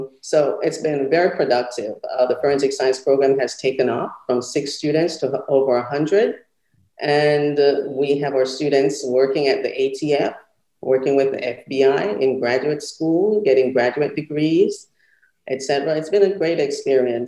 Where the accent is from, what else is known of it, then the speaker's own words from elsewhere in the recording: Jamaica; moved away as an adult; also born or lived in Clemson; now in Savannah, United States; So I was raised in Jamaica, born and bred in Jamaica.